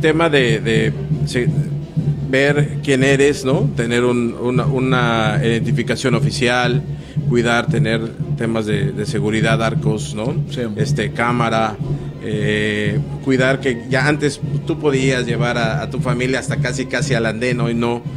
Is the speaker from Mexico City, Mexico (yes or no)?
no; Xalapa, Veracruz, Mexico; Yo soy de Jalapa, Veracruz